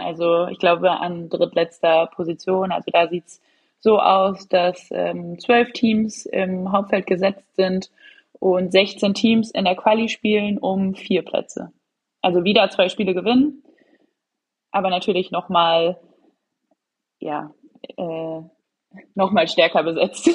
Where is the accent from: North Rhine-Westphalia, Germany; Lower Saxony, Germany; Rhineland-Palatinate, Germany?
North Rhine-Westphalia, Germany; Leverkusen; now in Hamburg, Germany; ich bin gerade tatsächlich in Nordrhein-Westfalen, in Leverkusen